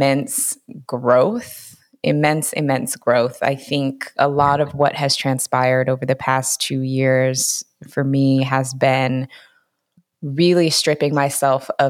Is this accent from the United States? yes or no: yes; Seattle, Washington, United States; moved away as an adult; now in California, United States; I'm originally from Seattle, Washington. That's where I was raised.